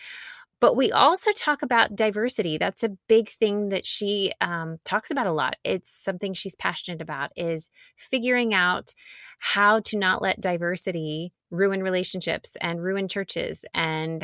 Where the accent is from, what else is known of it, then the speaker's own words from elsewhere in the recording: Nashville, Tennessee, United States; moved away; I grew up in Nashville